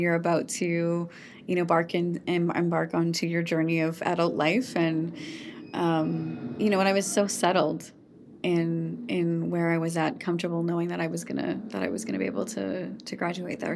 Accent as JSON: {"language": "English", "region": "Saskatchewan", "country": "Canada", "tie": "born or raised there", "said": "I am born and raised in Saskatchewan"}